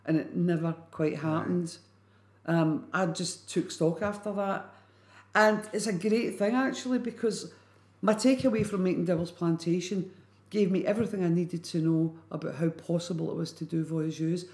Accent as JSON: {"language": "English", "town": "Glasgow", "region": "Scotland", "country": "United Kingdom", "tie": "born or raised there", "also_born_or_lived": "London / Edinburgh / Berlin", "moved": "as an adult", "said": "I come from Pollock, and at the end of my road in Pollock was Leverndale Psychiatric Hospital"}